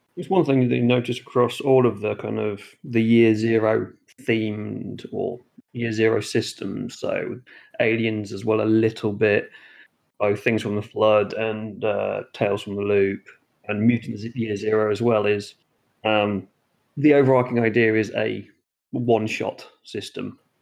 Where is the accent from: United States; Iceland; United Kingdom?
United Kingdom; Norfolk Broads, East of England; I grew up around the Norfolk Broads